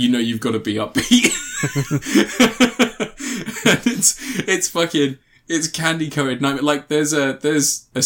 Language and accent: English; United Kingdom; we're British